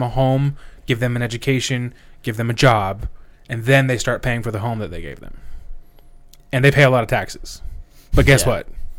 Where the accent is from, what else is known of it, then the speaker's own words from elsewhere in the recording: United States; I know I'm from America